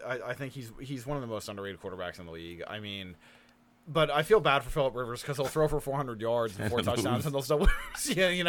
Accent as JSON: {"language": "English", "region": "South Florida", "country": "United States", "said": "I'm from South Florida"}